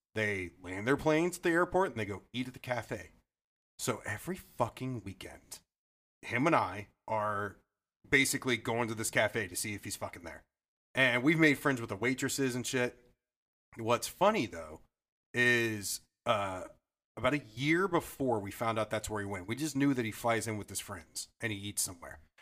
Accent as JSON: {"language": "English", "town": "Modesto", "region": "California", "country": "United States", "tie": "born or raised there", "said": "that is my hometown"}